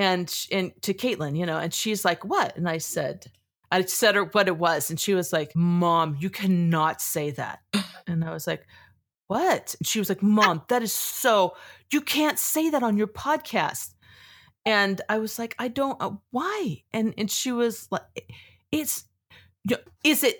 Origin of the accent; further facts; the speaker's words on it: California, United States; I'm from California